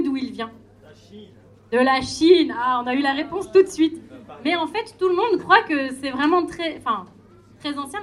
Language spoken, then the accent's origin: French; Brittany, France; also born or lived in Savoie (ancestry); je viens de Bretagne, j'habite à Rennes, je travaille à Rennes, je me considère comme bretonne